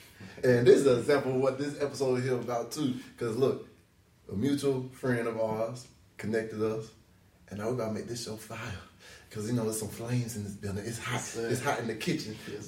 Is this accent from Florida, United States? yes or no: yes; Pensacola, Florida, United States; So I say, man, I'm from Pensacola. I'm from the west side, east side, uptown.